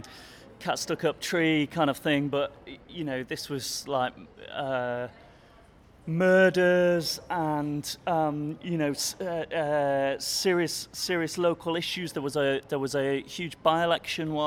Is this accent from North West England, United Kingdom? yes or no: yes; Manchester, North West England, United Kingdom; moved away as an adult; also born or lived in Sheffield / Pittsburgh / New York; I'm from Manchester. Lived in Manchester for the first 18 years of my life.